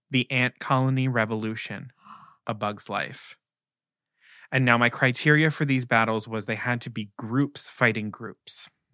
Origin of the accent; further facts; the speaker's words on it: Baltimore, Maryland, United States; I'm from Maryland, I'm from right outside of Baltimore